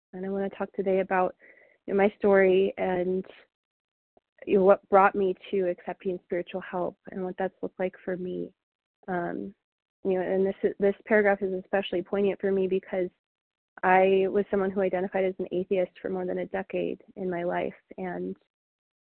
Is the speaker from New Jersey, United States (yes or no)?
yes; Mount Laurel, New Jersey, United States; also born or lived in Denver, Colorado; I was born in Denver, and a couple years later, I'm the oldest of three, and my family moved us to New Jersey, Mount Laurel, New Jersey, when I was about 2 years old.